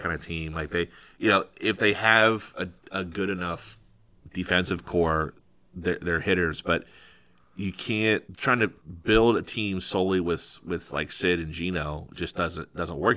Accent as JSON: {"language": "English", "town": "State College", "region": "Pennsylvania", "country": "United States", "tie": "born or raised there", "moved": "yes", "said": "my hometown, so State College"}